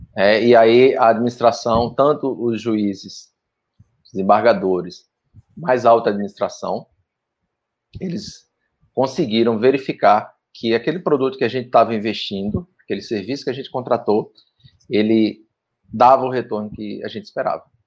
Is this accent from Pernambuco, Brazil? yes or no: yes; Pernambuco, Brazil; now in Tocantins, Brazil; sou pernambucano também, estou né? no Tocantins aí há mais de 15 anos